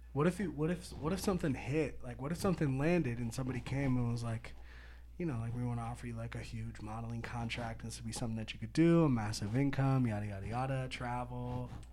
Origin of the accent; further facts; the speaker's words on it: Petaluma, California, United States; I grew up in Petaluma, blocks away from Lagunitas